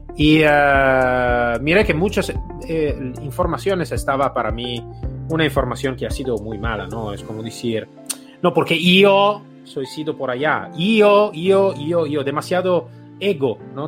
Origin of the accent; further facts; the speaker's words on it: Italy; also born or lived in Spain; soy un italiano bastante atípico